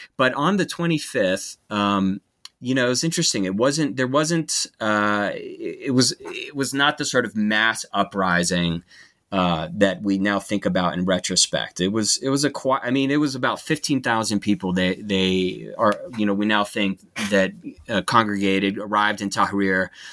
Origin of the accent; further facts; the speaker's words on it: United States; as an American